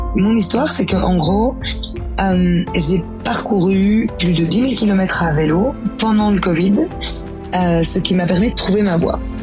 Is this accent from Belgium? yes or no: yes; Belgium; je suis belge, j'ai grandi dans une famille de quatre enfants